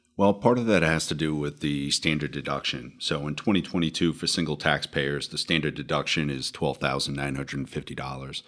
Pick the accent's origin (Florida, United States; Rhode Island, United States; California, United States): Rhode Island, United States; moved away as an adult; now in New Jersey, United States; I am originally from Rhode Island, so good to be back in New England, uh, now living in New Jersey for a couple decades.